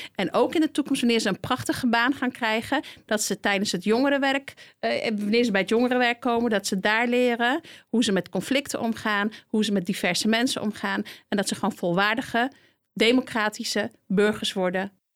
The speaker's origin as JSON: {"language": "Dutch", "region": "Utrecht", "country": "Netherlands", "said": "Ik kom inderdaad uit Overvecht"}